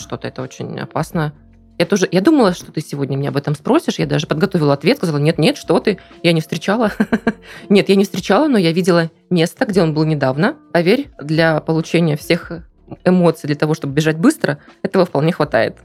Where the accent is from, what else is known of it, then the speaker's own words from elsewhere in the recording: Kamchatka Krai, Russia; now in Krasnodar Krai, Russia; Я выросла на Камчатке